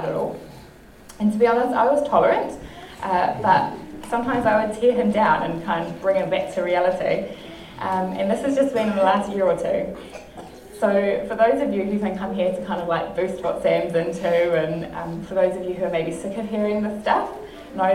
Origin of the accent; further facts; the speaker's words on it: Whitby, Wellington, New Zealand; I grew up in Whitby, nearby here, all my life until I was 22.